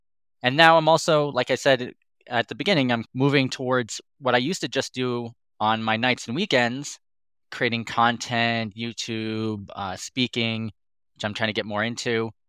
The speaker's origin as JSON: {"language": "English", "town": "Reno", "region": "Nevada", "country": "United States", "tie": "born or raised there", "said": "I grew up here in Reno, Nevada, and I've been working in tech since I graduated college."}